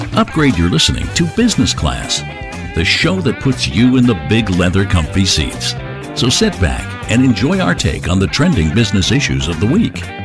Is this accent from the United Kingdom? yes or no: yes; United Kingdom; now in Dallas, United States